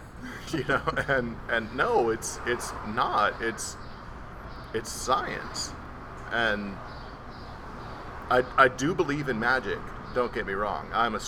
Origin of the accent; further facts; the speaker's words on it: Austin, Texas, United States; also born or lived in New York; I moved around a lot growing up. I moved from New York to Austin, Texas, and just on a whim decided, hey, I'm going to try out for this.